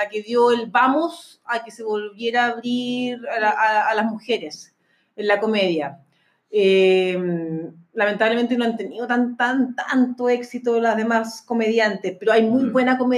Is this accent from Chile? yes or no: yes; Chile; tengo dos hijos que tienen sangre chilena y estoy orgulloso de, de que ellos y también soy eh, chileno